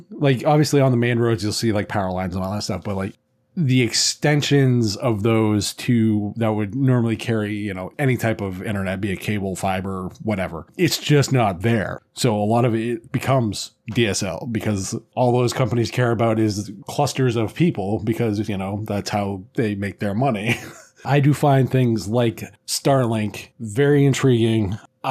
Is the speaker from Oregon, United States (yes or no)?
no; Maine, United States; Yeah, so speaking as someone who I've grown up in a variety of areas, I'm originally from Maine